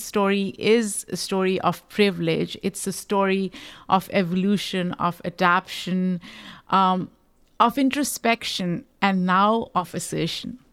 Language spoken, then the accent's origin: English; Pakistan; now in United States; I am a Pakistani immigrant